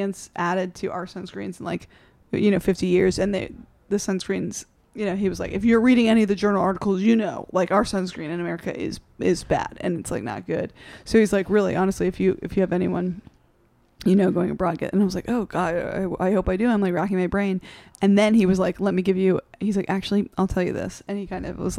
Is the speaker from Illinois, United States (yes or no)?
no; South Carolina, United States; moved away; I mostly grew up in South Carolina.